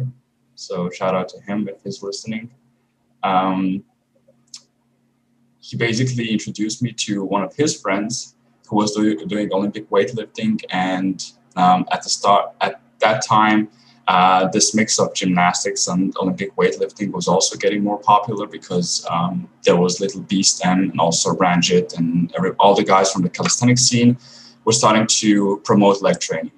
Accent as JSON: {"language": "English", "country": "Croatia", "said": "I'm actually from a village in Croatia, which is near a city, which isn't also big"}